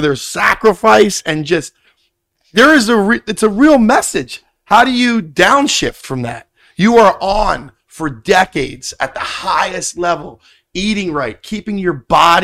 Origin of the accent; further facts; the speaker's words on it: Philadelphia, Pennsylvania, United States; I'm from Philly.